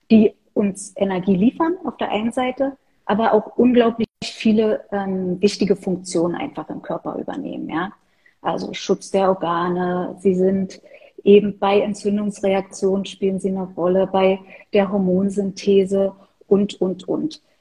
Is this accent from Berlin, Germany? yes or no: yes; Berlin, Germany; born there; ansonsten bin ich Berlinerin. Ich bin in Berlin geboren, arbeite hier, wohne hier